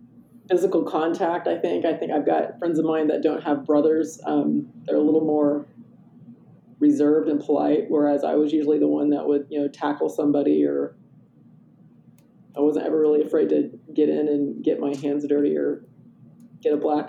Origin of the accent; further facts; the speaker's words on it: Midwest, United States; also born or lived in Oklahoma / New Mexico / Nebraska / Wyoming; I grew up kind of all around the Midwest. So I was born in Oklahoma, and then we moved to New Mexico and Nebraska and Wyoming.